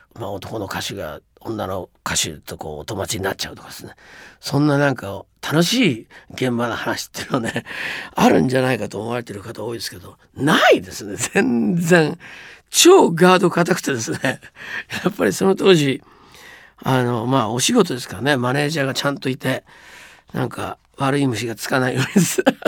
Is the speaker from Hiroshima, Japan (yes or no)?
yes; Hiroshima, Japan; also born or lived in Oshima District, Yamaguchi; 僕はまあ広島出身なんですが